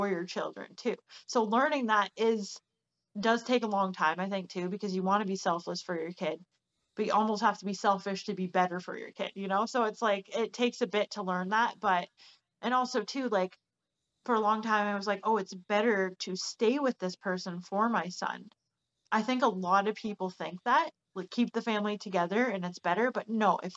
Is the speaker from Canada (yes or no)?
yes; Barrie, Ontario, Canada; moved away as an adult; now in British Columbia, Canada; I'm from Ontario, actually. Like, Barrie, okay. Ontario, where I'm from.